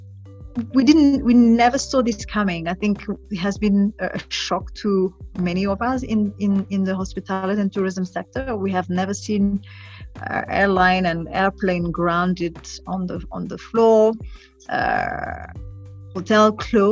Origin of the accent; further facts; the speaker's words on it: Burundi; I was exposed to nature, to travel through my father when I was growing up in Burundi. So I was given an opportunity to discover my country